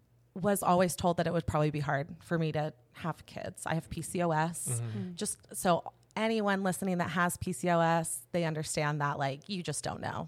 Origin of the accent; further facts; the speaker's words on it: California, United States; also born or lived in Seattle; I'm an Orange County girl.